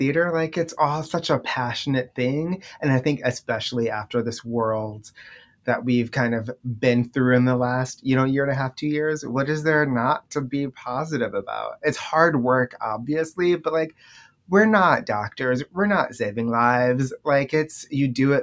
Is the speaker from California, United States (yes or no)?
no; Baltimore, Maryland, United States; now in New York City, United States; I'm originally from Baltimore, Maryland